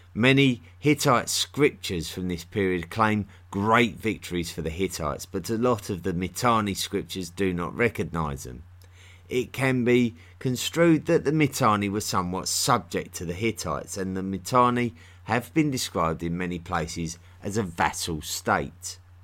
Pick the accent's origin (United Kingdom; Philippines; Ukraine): United Kingdom; accent: typical of the London area; I'm from near London in England. And, uh, that's, uh, my accent is typical of that area